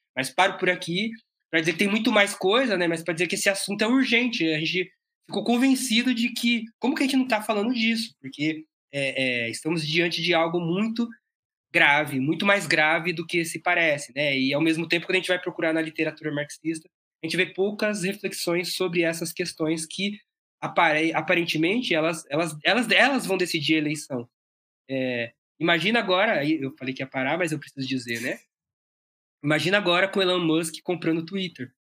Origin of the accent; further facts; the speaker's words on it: ABC Paulista, São Paulo, Brazil; eu sou daqui do ABC Paulista